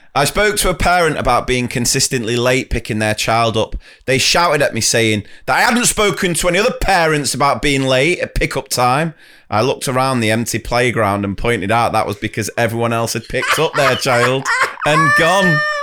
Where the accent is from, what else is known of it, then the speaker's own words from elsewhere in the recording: Wilmslow, North West England, United Kingdom; accent: posh; I'm from Winslow, and this was Staley Bridge.